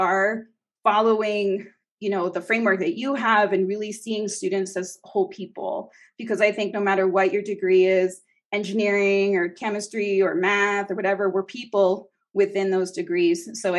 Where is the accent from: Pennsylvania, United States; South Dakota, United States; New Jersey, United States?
New Jersey, United States; moved away as an adult; now in New Mexico, United States; My mother's side is actually German Irish from Ohio. And to make it all more complicated, I was born and raised in New Jersey.